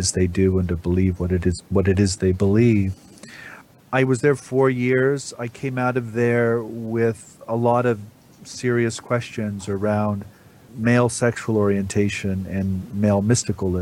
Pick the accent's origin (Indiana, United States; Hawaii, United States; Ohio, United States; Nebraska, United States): Nebraska, United States; So I grew up in Nebraska in a small farming community